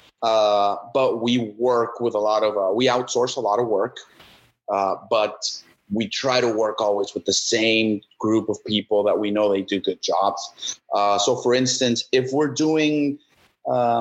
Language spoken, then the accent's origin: English; Mexico; moved away as an adult; also born or lived in Texas; now in United States; So I was born in Texas. When I was 2 months old, came back to Mexico. American mother, Mexican dad. So bicultural from birth, but lived in Mexico my whole life